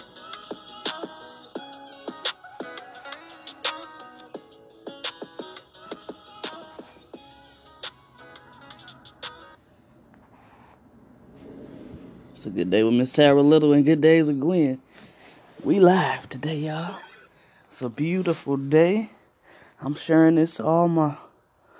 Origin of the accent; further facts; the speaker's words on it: East St. Louis, Illinois, United States; I'm from East St. Louis. A lot of people don't know nothing about, but I am from East St. Louis, Illinois